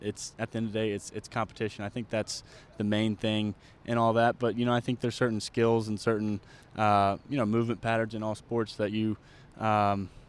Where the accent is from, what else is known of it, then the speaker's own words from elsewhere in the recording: Charlotte, North Carolina, United States; growing up in Charlotte